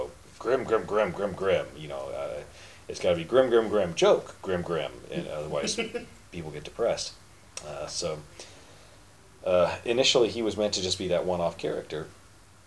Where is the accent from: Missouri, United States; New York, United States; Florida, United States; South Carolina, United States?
Missouri, United States; Kansas City; Which is my hometown